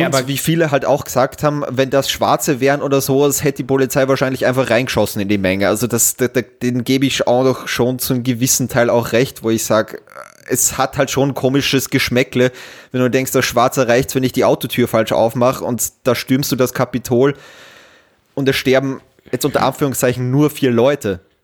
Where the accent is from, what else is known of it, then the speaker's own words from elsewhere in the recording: Austria; bei uns in Österreich